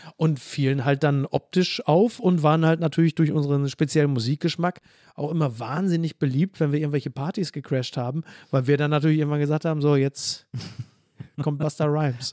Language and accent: German; Castrop-Rauxel, North Rhine-Westphalia, Germany; now in Hamburg, Germany; Henrichenburg, wo ich herkomme, ist ja dann nochmal so in den Outs, ist ja eher so das Münsterland, das kleine Münsterland ja. rund um Castrop-Rauxel